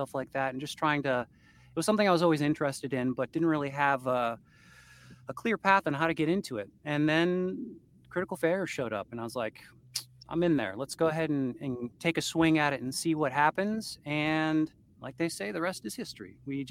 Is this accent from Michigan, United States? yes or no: yes; Port Huron, Michigan, United States; I was born in Port Huron General Hospital in Port Huron, Michigan